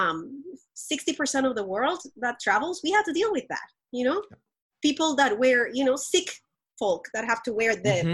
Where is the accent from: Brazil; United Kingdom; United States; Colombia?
Colombia; moved away; I grew up very privileged in Colombia